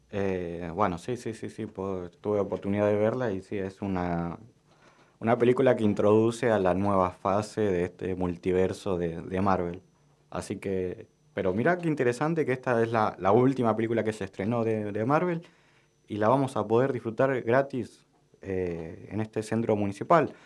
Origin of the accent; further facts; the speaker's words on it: Argentina; nosotros como argentinos y argentinas